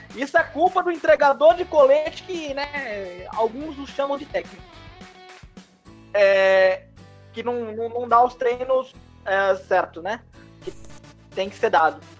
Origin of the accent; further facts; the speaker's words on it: Brazil; nós, como brasileiros